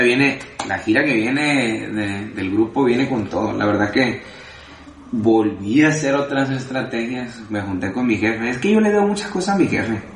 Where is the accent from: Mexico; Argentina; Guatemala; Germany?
Mexico; Tijuana, Baja California; also born or lived in Culiacán, Sinaloa; me considero tijuanense, porque llegué desde chico, desde los, desde siete años estaba yo aquí.